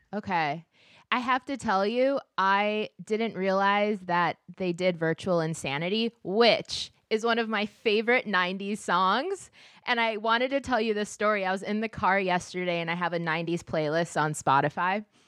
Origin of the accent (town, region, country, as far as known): Minneapolis, Minnesota, United States